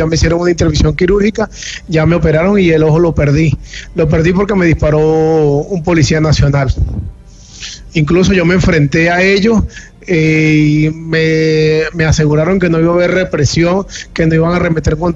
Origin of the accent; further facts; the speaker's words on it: Venezuela; now in Colombia; nos cansamos de, que nos amenacen, de que nos digan que si no somos parte de ellos, no, no somos venezolanos, nos cansamos de muchas cosas